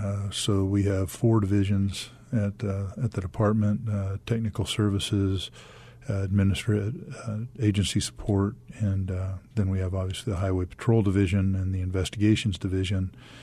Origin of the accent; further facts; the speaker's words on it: Baltimore, Maryland, United States; also born or lived in Fresno, United States; now in Arizona, United States; No, I grew up in Baltimore and then in Fresno, California.